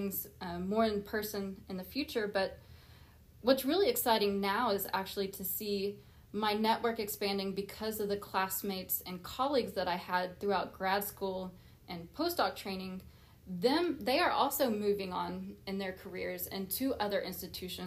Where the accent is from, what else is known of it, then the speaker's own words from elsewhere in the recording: Oklahoma, United States; moved away as an adult; be able to come back and be a part of moving that forward in my home state